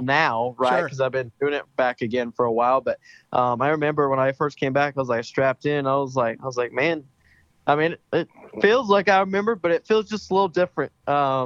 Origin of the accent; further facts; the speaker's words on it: Meridian, Mississippi, United States; also born or lived in Tuscaloosa, Alabama; I was born in Tuscaloosa, Alabama, but I was raised in Meridian, Mississippi